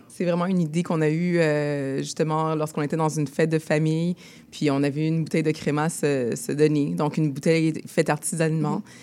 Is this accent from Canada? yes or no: yes; Montreal, Quebec, Canada; on est tous les deux nés ici à Montréal, de parents haïtiens.